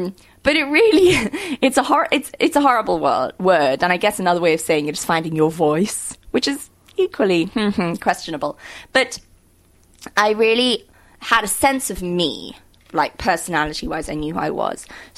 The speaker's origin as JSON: {"language": "English", "town": "Cape Town", "region": "Western Cape", "country": "South Africa", "tie": "born or raised there", "also_born_or_lived": "London", "said": "I was born in London. My parents are South African, and they moved to England during apartheid. Made me and my two siblings there, and we moved back in 91"}